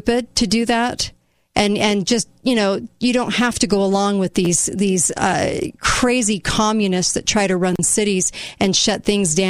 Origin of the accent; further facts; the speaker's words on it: United States; as an American